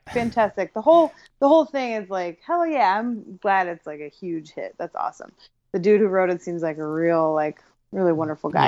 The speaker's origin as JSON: {"language": "English", "region": "Ohio", "country": "United States", "said": "I'm from Ohio."}